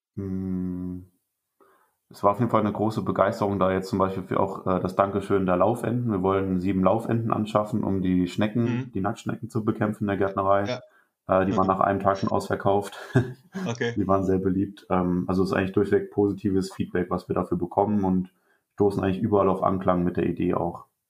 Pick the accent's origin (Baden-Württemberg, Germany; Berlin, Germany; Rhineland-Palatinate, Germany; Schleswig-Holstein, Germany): Rhineland-Palatinate, Germany; moved away as an adult; also born or lived in Witzenhausen; Ich komme gebürtig aus Rheinland-Pfalz